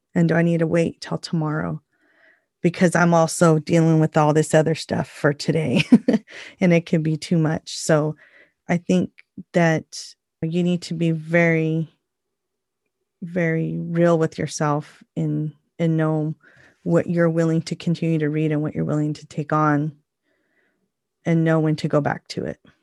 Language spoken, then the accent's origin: English; United States; What makes us unique as Native people is the fact that we are Native American and the first people of the land